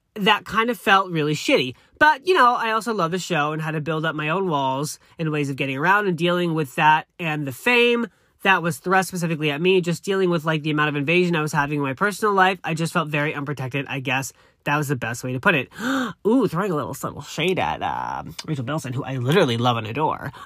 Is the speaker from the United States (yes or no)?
yes; East Coast, United States; moved away as an adult; now in Los Angeles, United States; I'm very honest and open, which is, I, that's the East Coast in me.